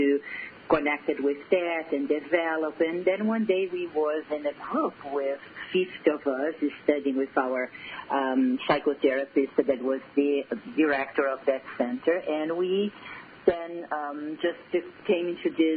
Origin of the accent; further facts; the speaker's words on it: Brazil; accent: Brazilian; English is a second language; moved away; my accent is from Brazil